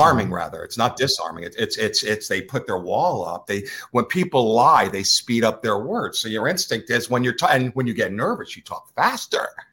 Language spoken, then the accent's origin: English; United States; accent: East Coaster; I'm a New Yorker, New Jersey-er